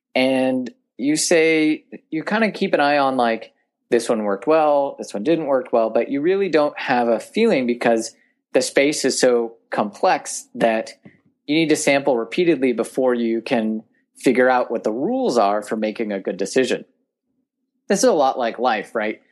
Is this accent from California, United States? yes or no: yes; Sonora, California, United States; I grew up in Tuolumne County, which is a very rural part of Northern California